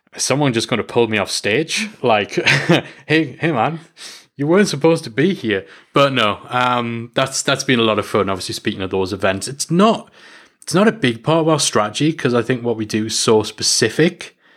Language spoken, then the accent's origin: English; North East England, United Kingdom; I'm English and I'm from the northeast of England